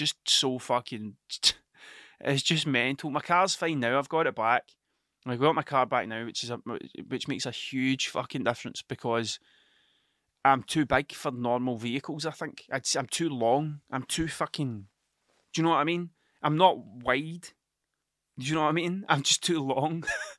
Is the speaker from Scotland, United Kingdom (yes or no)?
yes; Scotland, United Kingdom; accent: Ayrshire; Everybody thinks I'm from Glasgow. It's the way I talk. I definitely have a bit of a Glasgow sound to me, but I'm not from Glasgow, I'm from Ayrshire, right? And the Ayrshire accent changes depending on where you are.